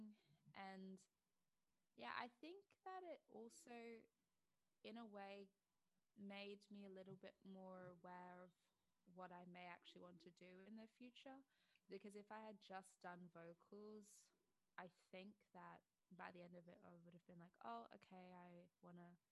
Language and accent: English; Australia; moved away as an adult; now in United Kingdom; I grew up in Australia, but I always knew that I wanted to move back to the UK